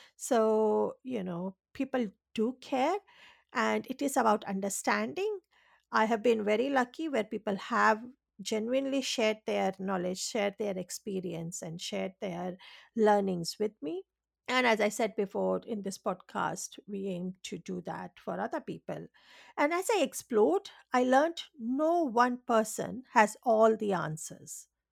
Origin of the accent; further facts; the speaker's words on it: India; English is a second language; now in Australia; I was born and raised in India, and, um, you know, even in that, uh, I was raised in an island